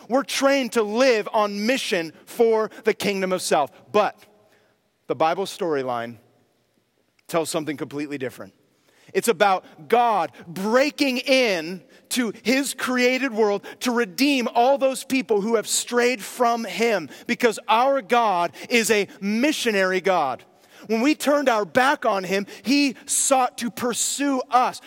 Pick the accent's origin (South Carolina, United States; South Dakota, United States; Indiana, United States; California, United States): California, United States; near Berkeley; I grew up near Berkeley